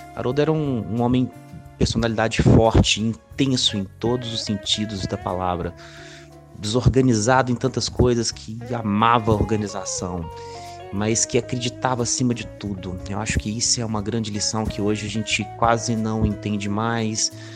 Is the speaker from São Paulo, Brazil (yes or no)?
no; Ouro Preto, Minas Gerais, Brazil; now in Belo Horizonte, Brazil; Nasci em Ouro Preto, moro hoje em Belo Horizonte